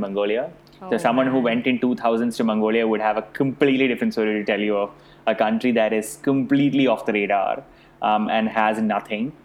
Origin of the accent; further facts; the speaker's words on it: India; accent: Indian; moved away; I was born and brought up in India. I speak like an Indian